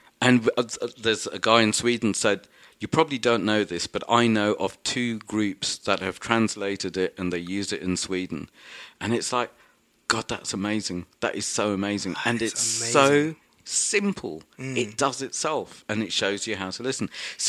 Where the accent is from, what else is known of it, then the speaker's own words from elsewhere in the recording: London, United Kingdom; so I'm a Welsh, Goan, Catholic, whatever it is, Londoner.